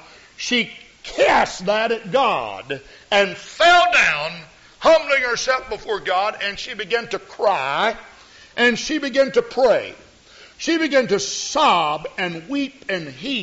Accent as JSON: {"language": "English", "town": "Houston", "region": "Texas", "country": "United States", "tie": "born or raised there", "said": "I grew up with in Houston, Texas"}